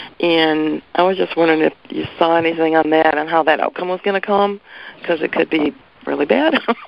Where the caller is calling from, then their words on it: Portland, Oregon, United States; from Portland, Oregon.